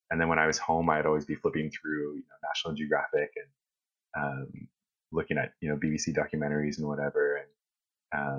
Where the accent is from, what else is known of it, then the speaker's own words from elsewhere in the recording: North Bay, Ontario, Canada; I grew up in North Bay, Ontario